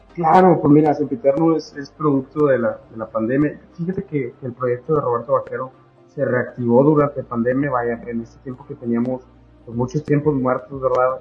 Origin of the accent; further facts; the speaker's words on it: Monterrey, Nuevo León, Mexico; yo soy de Monterrey